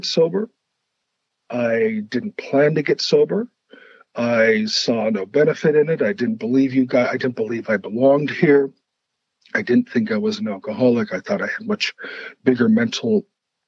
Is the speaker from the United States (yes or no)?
yes; Brainerd, Minnesota, United States; my hometown, it's called Brainerd. It's up in the middle of Minnesota.